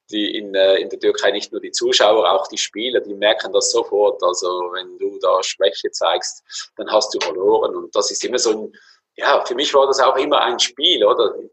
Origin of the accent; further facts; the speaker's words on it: Switzerland; Bei uns in der Schweiz war es äh, Sion zum Beispiel äh, eine Zeit lang, die extrem Druck gemacht haben auf den Schiedsrichter.